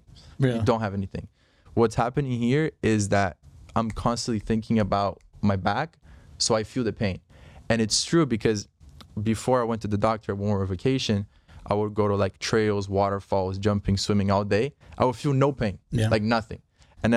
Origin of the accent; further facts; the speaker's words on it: Brazil; now in United States; I'm from Brazil.